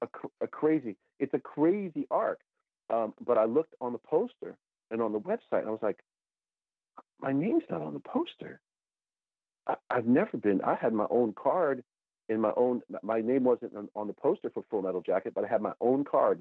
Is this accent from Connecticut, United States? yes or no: yes; Connecticut, United States; moved away; also born or lived in New York area; my hometown of Connecticut